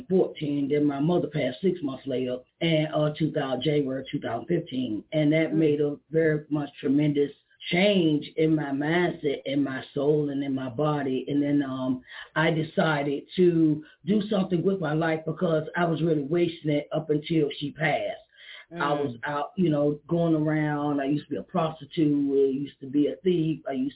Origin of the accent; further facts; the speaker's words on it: Uniontown, Pennsylvania, United States; I'm from Uniontown, Pennsylvania.